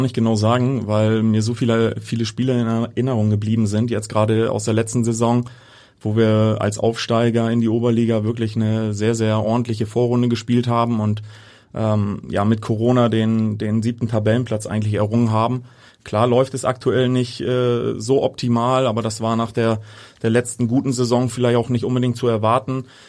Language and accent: German; Hamburg, Germany; also born or lived in Niendorf, Hamburg; gebürtig Altona, ja, aber mittlerweile in Niendorf äh, ansässig